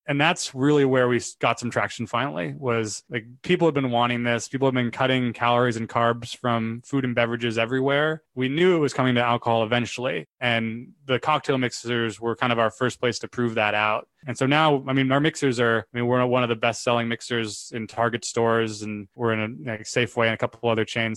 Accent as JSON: {"language": "English", "town": "Sacramento", "region": "California", "country": "United States", "tie": "born or raised there", "lives_now": "San Francisco, United States", "said": "I was born in Sacramento, which is about two hours away from San Francisco"}